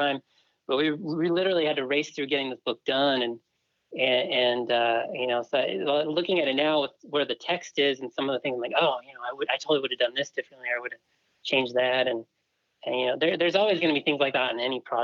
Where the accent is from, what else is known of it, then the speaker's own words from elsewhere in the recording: Southern California, United States; now in Utah, United States; I grew up in Southern California